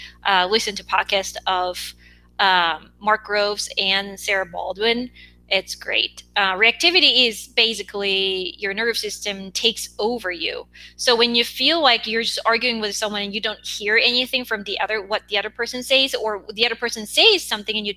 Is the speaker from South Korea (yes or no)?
yes; South Korea; English is a second language; moved away as an adult; now in United States; I grew up in Korea